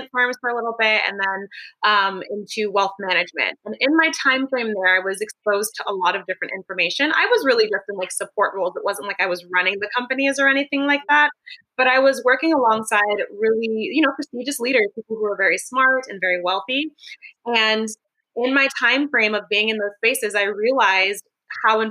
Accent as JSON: {"language": "English", "town": "Los Angeles", "region": "California", "country": "United States", "tie": "born or raised there", "moved": "as an adult", "lives_now": "San Francisco, United States", "said": "I was born and raised in the Los Angeles area"}